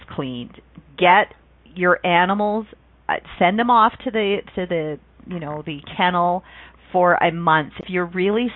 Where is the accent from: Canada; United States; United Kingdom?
Canada; where I grew up in Canada